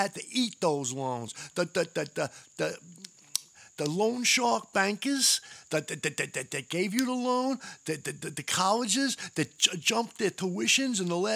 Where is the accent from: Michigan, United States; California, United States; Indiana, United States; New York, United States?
New York, United States; Long Island; I grew up on Long Island